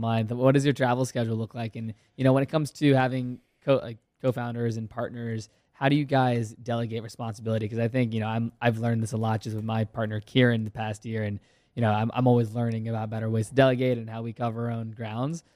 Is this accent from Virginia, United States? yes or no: yes; Virginia, United States; I played hockey for ten years growing up in Virginia.